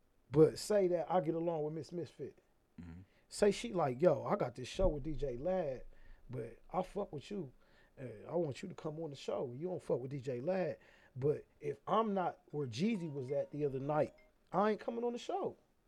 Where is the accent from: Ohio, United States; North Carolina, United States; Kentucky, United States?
Ohio, United States; Columbus; moved away as an adult; now in Atlanta, United States; back in my hometown